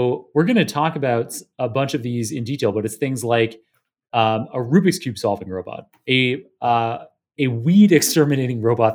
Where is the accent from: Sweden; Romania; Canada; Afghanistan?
Canada; Waterloo, Ontario; moved away as an adult; now in New York, United States; I went to high school and undergrad in Waterloo, Ontario